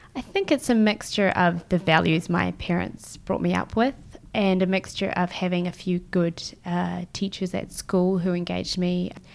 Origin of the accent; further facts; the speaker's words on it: Christchurch, Canterbury, New Zealand; moved away as an adult; also born or lived in Israel / West Coast, United States / France / Melbourne; now in Tokyo, Japan; I grew up in Christchurch, but I was actually born in Israel